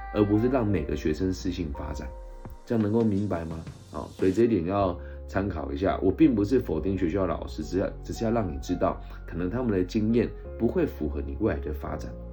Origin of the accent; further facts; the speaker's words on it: Changhua County, Taiwan; 我其实今年在彰化县政府的教育处担任他们的咨询委员